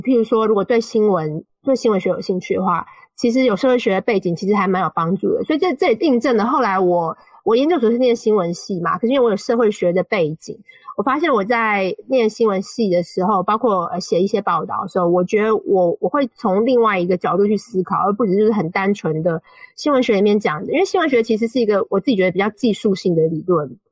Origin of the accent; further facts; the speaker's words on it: Taiwan; first language Mandarin Chinese; moved away as an adult; also born or lived in China; now in United Kingdom; 我是来自台湾